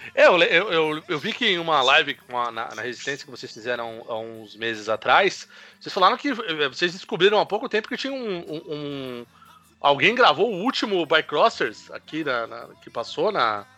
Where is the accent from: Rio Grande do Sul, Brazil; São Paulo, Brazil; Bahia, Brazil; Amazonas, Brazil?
São Paulo, Brazil; E a gente é de São Paulo